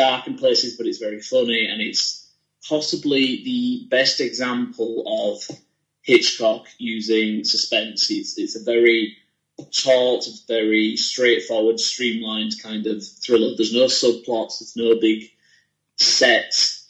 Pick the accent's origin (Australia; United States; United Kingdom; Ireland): United Kingdom; Leeds, Yorkshire and the Humber